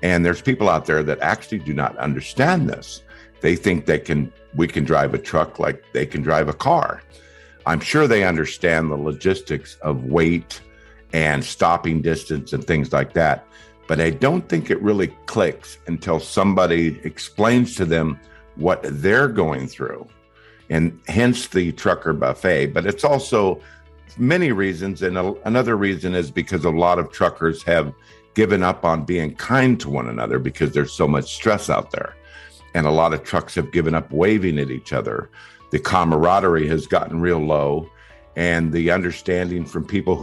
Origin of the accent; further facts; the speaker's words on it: California, United States; moved away as an adult; now in Iowa, United States; I was actually born and raised in California